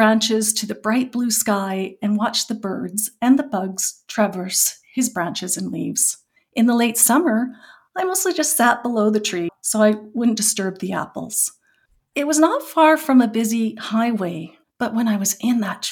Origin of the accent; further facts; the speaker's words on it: Okanagan Valley, British Columbia, Canada; I grew up in British Columbia in the Okanagan Valley, and my family, we were farmers and we grew mainly apples